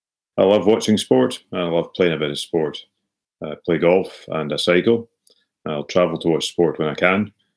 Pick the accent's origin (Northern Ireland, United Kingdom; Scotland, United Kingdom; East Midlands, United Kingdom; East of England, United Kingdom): Scotland, United Kingdom; Dingwall; I put the Highland in the Highland bullpen. I'm originally from Dingwall, where I was brought up watching Highland League football, supporting my local team, Ross County